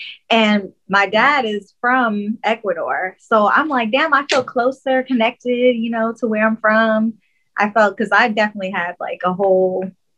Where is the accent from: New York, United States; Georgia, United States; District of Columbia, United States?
Georgia, United States; Fort Stewart; I am not from Decatur. I am from Fort Stewart, Georgia.